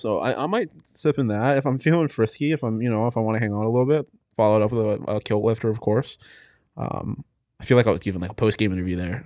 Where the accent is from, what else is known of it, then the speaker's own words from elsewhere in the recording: Texas, United States; moved away; I'm from Texas